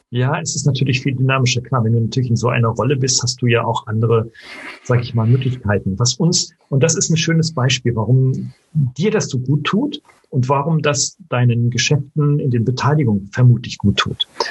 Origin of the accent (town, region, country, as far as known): Germany